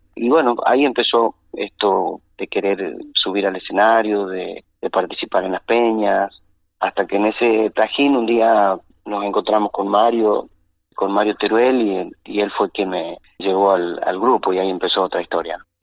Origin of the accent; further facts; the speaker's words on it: Chaco Salteño, Salta, Argentina; El chaco salteño, la familia